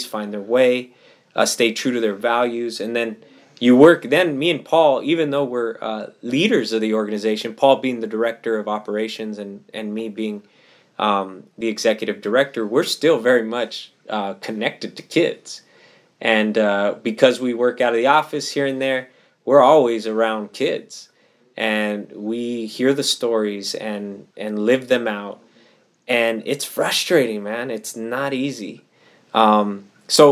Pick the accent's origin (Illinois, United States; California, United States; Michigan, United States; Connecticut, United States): California, United States; Pomona; my hometown city of Pomona